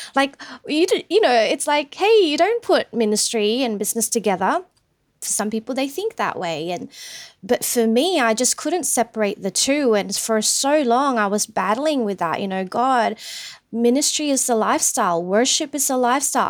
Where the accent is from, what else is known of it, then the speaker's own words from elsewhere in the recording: Sydney, New South Wales, Australia; also born or lived in Philippines; we migrated over here in Sydney back when I was ten years old. So went to school here, had high school here. Um, I'm basically an Aussie